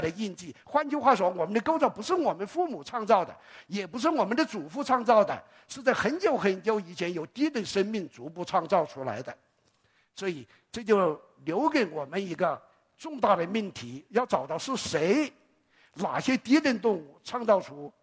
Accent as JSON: {"language": "Chinese", "country": "China", "said": "我们中国人很爱脸"}